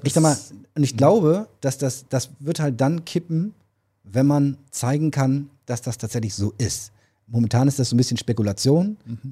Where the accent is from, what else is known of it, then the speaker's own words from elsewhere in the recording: Germany; als Deutsche